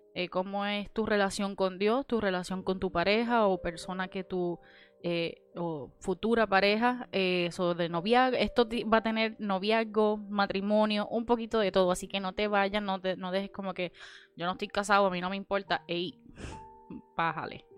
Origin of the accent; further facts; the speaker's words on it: Cidra, Puerto Rico; moved away as an adult; now in Orlando, United States; Yo soy de Sidra, originalmente de Sidra, Puerto Rico